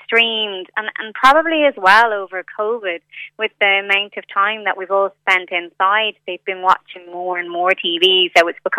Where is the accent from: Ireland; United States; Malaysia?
Ireland; Dublin, Leinster; So, for example, I'm from Dublin. I can speak quite quickly, like most of us can.